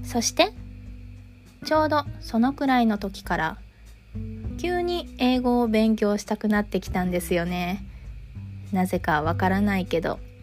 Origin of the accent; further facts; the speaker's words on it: Japan; 私は日本で生まれて日本から出たことがないので